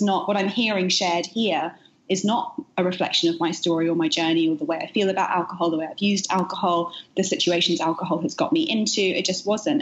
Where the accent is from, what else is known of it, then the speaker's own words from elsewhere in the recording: United Kingdom; moved away as an adult; now in New York, United States; the UK where I'm from origin, originally, as you can hear from my accent